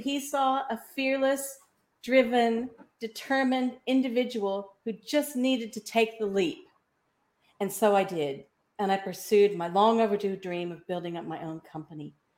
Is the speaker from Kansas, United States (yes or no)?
yes; Kansas, United States; moved away as an adult; now in Australia; I was born in Kansas, so 12,000 miles away from where I am now. And in my 20s, I ended up with the opportunity to come to Australia to study.